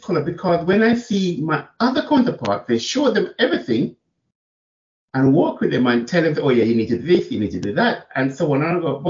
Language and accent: English; Jamaica; now in England, United Kingdom; We're coming from Jamaica and coming to England and start working in the prison service.